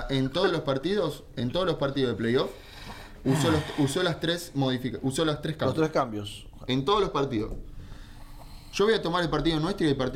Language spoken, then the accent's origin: Spanish; Argentina; pero yo vengo del fútbol argentino, ¿sí? Me mamé en el fútbol argentino, me crié en el fútbol argentino.